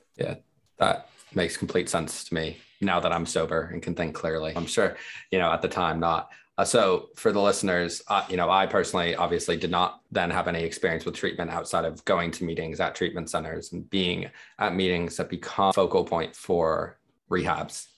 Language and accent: English; United States; born or raised there; moved away as an adult; also born or lived in Dubai; now in United Kingdom